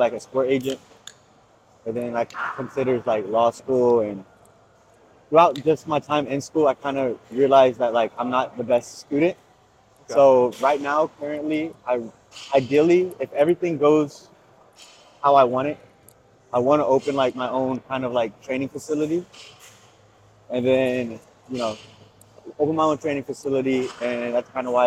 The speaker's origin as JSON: {"language": "English", "town": "Gainesville", "region": "Florida", "country": "United States", "tie": "born or raised there", "said": "born and raised in Gainesville, Florida."}